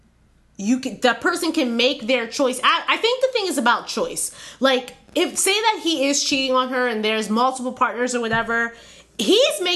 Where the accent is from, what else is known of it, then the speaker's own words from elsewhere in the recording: New York, United States; I was born in New York